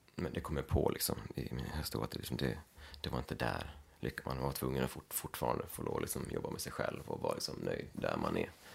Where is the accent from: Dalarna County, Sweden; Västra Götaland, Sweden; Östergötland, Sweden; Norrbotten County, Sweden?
Dalarna County, Sweden; Leksand; moved away as an adult; also born or lived in Gagnef, Sweden; now in Brooklyn, United States; jag kommer från Leksand och jag har mina, jag har mina föräldrar och en syster här i, här i krokarna